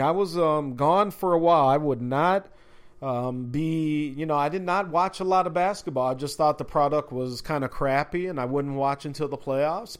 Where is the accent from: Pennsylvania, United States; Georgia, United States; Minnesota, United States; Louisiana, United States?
Minnesota, United States; Minneapolis; growing up in Minneapolis in the 80s